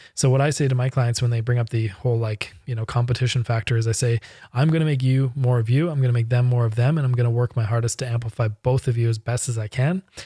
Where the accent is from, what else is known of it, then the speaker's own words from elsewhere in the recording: Canada; I'm Canadian and most of my clients are U S and European